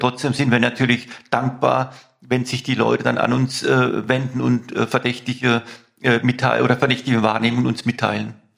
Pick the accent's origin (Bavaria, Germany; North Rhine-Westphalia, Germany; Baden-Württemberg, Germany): Baden-Württemberg, Germany; Mannheim; In Mannheim, meine Heimatstadt, und ich bin im, in C aufgewachsen, in, in C-Quadraten aufgewachsen